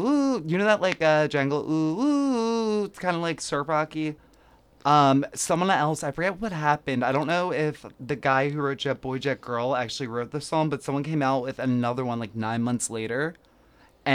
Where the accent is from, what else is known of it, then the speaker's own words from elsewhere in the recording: Philadelphia, Pennsylvania, United States; accent: Philly; My Philly.